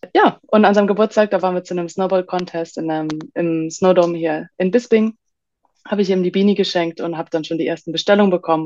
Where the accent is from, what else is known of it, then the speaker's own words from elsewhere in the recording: Hamburg, Germany; moved away as an adult; also born or lived in Bali, Indonesia; Ich komme ursprünglich aus Hamburg und pendel aber mittlerweile zwischen, ja, Deutschland und Bali in Indonesien